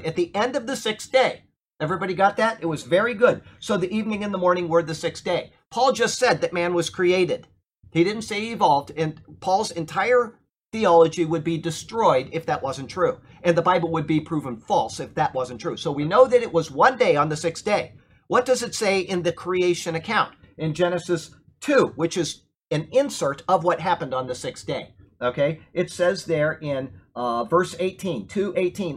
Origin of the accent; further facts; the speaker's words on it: Sarasota, Florida, United States; I was brought up here in Sarasota, Florida. I went to Riverview High School.